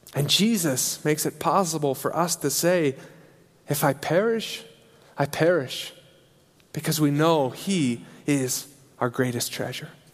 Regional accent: Alliance, Nebraska, United States; moved away as an adult; also born or lived in England; now in Switzerland; I grew up in Alliance, Nebraska, uh, and in the Berean church there.

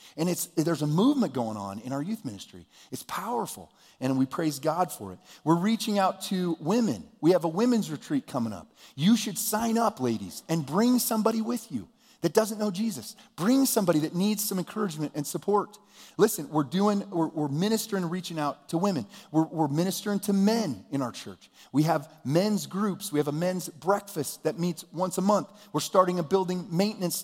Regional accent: United States; I was born here. I'm an American

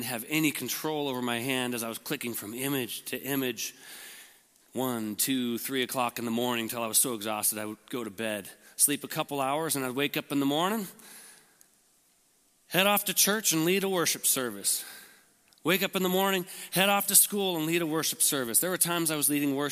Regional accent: Lincoln, Nebraska, United States; I was born in Lincoln, and had a great family

